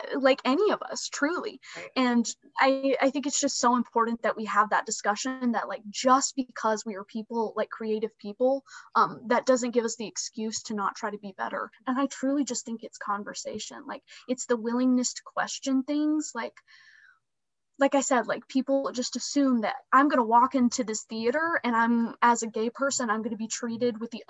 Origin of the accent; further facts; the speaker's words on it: Alabama, United States; moved away as an adult; also born or lived in Pittsburgh, Pennsylvania; Right now I'm based in Alabama. I'm originally from Alabama.